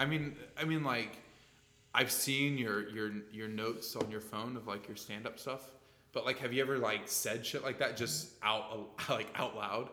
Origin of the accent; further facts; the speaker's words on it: United States; I'm fucking American.